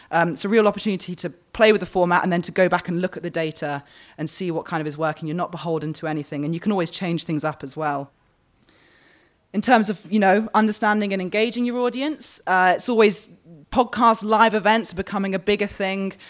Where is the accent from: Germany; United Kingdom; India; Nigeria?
United Kingdom; London; now in Australia; I'm from London